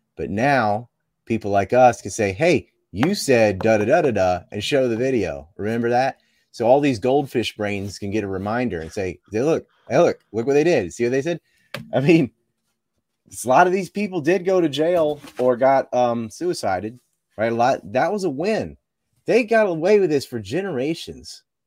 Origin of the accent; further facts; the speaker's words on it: Cape Hatteras, North Carolina, United States; I'm from Cape Hattersalem